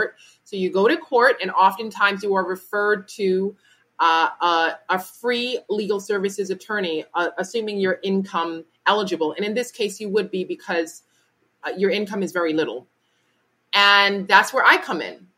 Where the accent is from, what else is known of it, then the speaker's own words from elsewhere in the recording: New York, United States; as a New Yorker